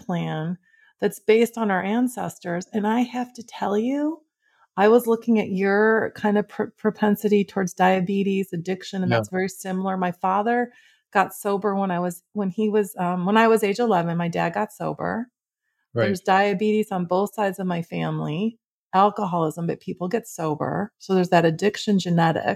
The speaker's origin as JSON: {"language": "English", "region": "Midwest", "country": "United States", "tie": "born or raised there", "said": "I grew up in the Midwest."}